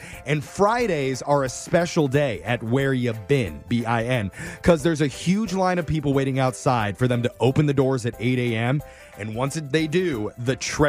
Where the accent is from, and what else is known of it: Los Angeles, California, United States; born or raised there